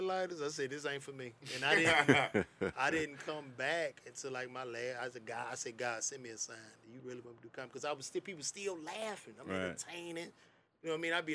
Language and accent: English; Chicago, Illinois, United States; moved away as an adult; now in Atlanta, United States; I'm from the South Side of Chicago